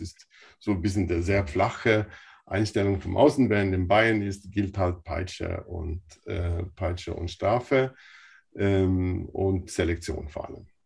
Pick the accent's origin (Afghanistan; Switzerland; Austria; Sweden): Sweden; now in Bavaria, Germany; dass ich selbst in Schweden zur Schule gegangen bin